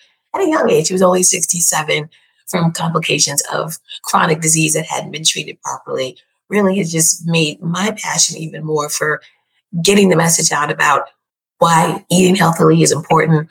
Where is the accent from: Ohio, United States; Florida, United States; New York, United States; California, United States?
New York, United States; I was born and raised in New York